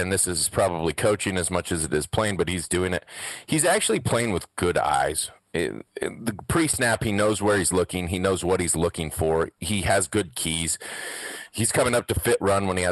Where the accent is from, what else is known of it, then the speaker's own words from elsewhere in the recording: Wyoming, United States; accent: Wyoming; my stupid Wyoming accent